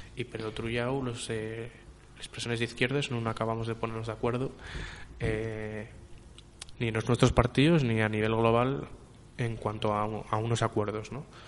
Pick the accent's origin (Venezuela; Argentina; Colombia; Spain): Spain; Asturias; Los que falamos asturiano